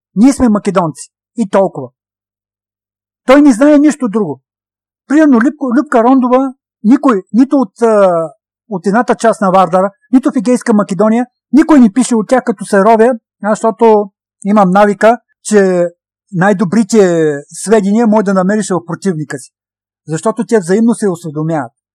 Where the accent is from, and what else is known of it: Stara Zagora, Stara Zagora Province, Bulgaria